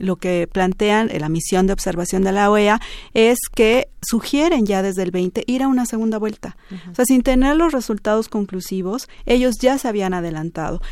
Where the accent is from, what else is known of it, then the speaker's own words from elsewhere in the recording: Bolivia; nos igualó como bolivianos